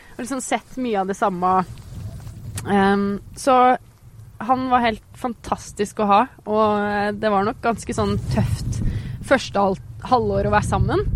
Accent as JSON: {"language": "Norwegian", "town": "Geilo", "region": "Buskerud", "country": "Norway", "tie": "born or raised there", "moved": "as an adult", "lives_now": "Oslo, Norway", "said": "oppveksten min på Geilo"}